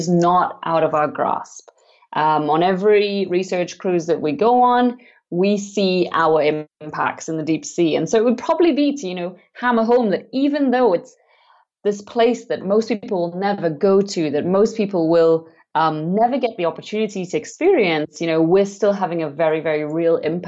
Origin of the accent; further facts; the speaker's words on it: Trinidad & Tobago; I grew up in the Caribbean on the islands of Trinidad and Tobago